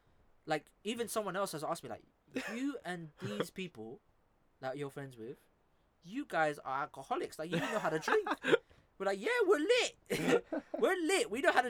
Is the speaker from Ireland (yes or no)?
yes; Ireland; I was like, yeah, I'm Irish.